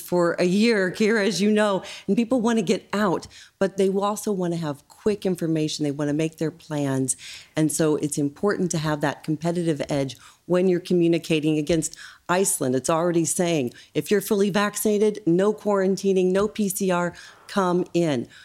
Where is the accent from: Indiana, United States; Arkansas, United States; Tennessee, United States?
Indiana, United States; now in Ireland; my home state of Indiana